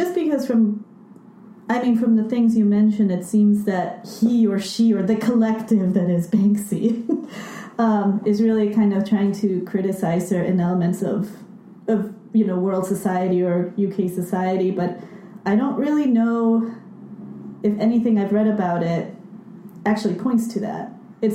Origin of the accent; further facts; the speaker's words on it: Lima, Peru; now in United States; I went to Lima, which is my hometown